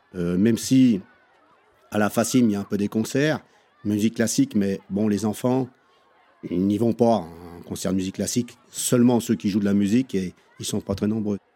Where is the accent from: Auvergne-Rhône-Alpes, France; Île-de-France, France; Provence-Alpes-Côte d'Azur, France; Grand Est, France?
Auvergne-Rhône-Alpes, France; Chambéry; moved away as an adult; now in Courchevel, France; je suis né en 1959 à Chambéry. Je suis resté pendant à peu près 24 euh, ans sur Chambéry à faire des études